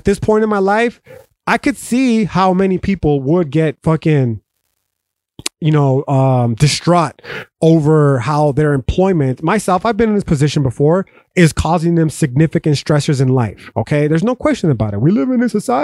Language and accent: English; El Paso, Texas, United States; the culture that I grew up in here in North Central El Paso, Texas